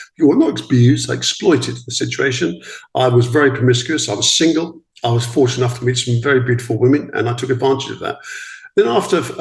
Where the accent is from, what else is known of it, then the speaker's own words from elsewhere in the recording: East Grinstead, South East England, United Kingdom; also born or lived in Sydenham, London; Both born in London. We grew up in East Grinstead. I was born in South East London.